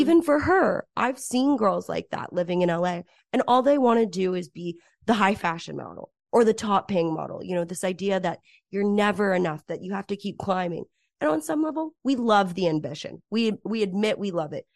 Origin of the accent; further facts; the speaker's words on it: Cedar Crest, New Mexico, United States; moved away as an adult; now in Los Angeles, United States; growing up in Cedar Crest, New Mexico